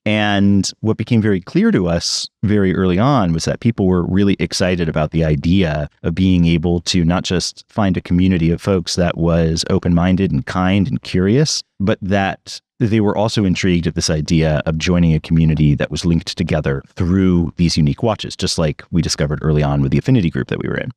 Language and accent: English; New York City, New York, United States; I grew up in New York City